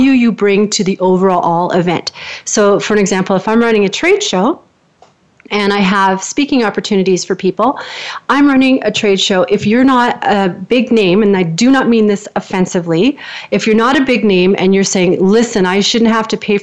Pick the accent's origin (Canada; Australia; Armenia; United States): Canada; I'm a Canadian, so I lift at the end like I'm always asking a question